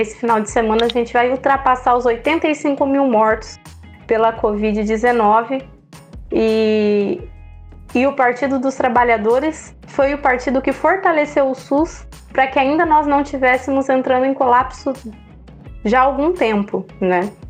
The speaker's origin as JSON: {"language": "Portuguese", "town": "Andirá", "region": "Paraná", "country": "Brazil", "tie": "born or raised there", "said": "nascida e criada aqui em Andirá, tenho 30 anos, é, estudei a vida toda aqui em Andirá também"}